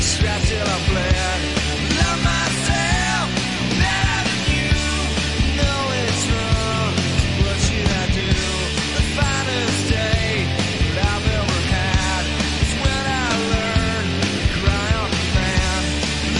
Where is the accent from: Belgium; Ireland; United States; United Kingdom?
United States; Detroit, Michigan; growing up in Detroit as a youth